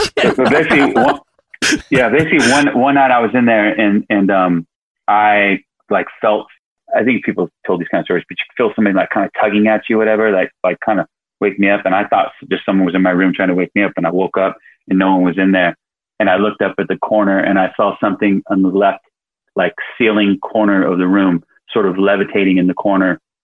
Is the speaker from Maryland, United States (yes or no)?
no; Sacramento, California, United States; moved away; We're both from Sacramento